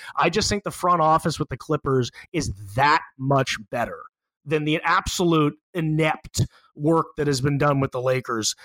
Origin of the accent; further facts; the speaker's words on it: Los Angeles, California, United States; I'm from Los Angeles